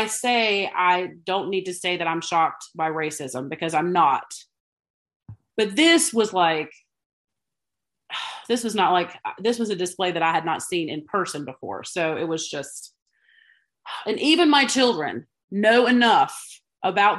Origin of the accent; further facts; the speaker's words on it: the South, United States; even as a Southerner